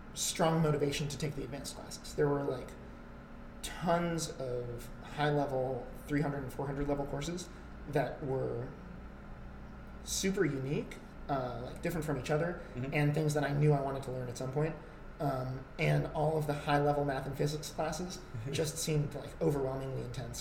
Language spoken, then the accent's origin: English; New York City, New York, United States; moved away as an adult; also born or lived in Toronto, Canada; I grew up in New York City.